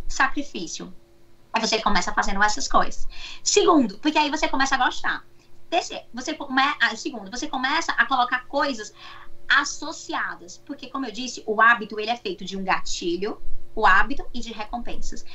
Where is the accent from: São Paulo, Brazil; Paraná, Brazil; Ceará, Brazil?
Ceará, Brazil; Fortaleza; moved away as an adult; now in United States; sou de Fortaleza. Quando eu saí de Fortaleza para cá, eu já atendia em Fortaleza